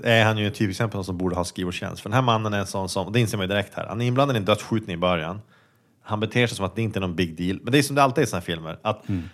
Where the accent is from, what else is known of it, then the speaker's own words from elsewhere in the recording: Sweden; som svensk